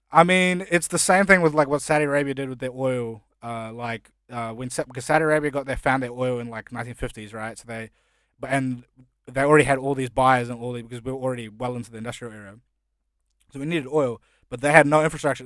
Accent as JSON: {"language": "English", "country": "New Zealand", "tie": "born or raised there", "also_born_or_lived": "India", "second_language": "English", "moved": "yes", "lives_now": "Australia", "said": "when I first moved to New Zealand, I couldn't speak English."}